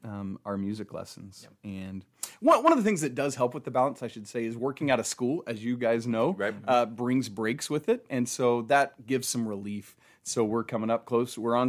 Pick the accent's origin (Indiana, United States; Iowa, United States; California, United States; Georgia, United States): Georgia, United States; Atlanta; I grew up in Atlanta